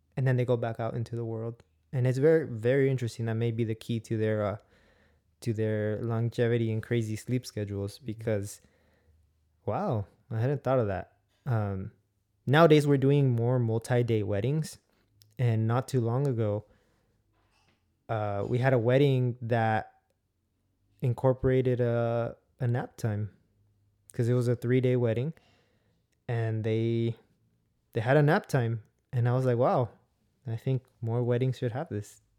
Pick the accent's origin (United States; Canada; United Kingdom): United States; California; we're from California